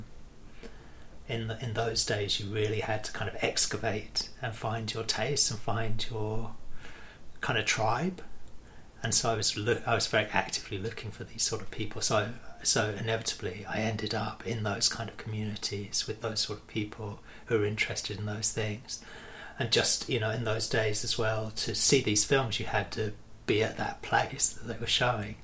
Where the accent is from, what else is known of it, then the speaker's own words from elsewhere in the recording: United Kingdom; I grew up just outside of London, and about 40 minutes outside of London